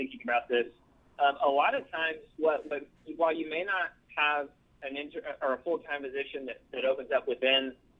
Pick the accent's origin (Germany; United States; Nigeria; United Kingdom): United States; Birmingham, Alabama; moved away as an adult; now in Nashville, United States; my hometown of Birmingham